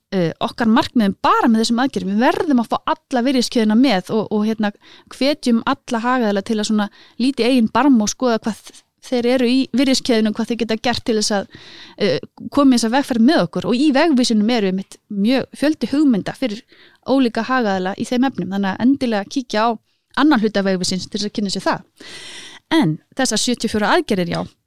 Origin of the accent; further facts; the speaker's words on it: Iceland; ég er altnesingur